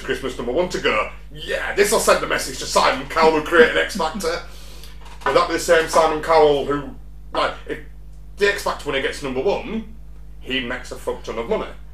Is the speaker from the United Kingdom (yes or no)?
yes; United Kingdom; being British